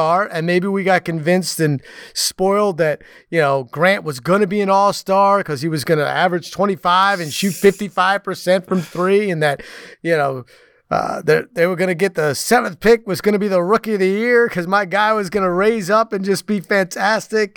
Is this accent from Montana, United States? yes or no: no; New York City area, United States; I grew up in the New York City area.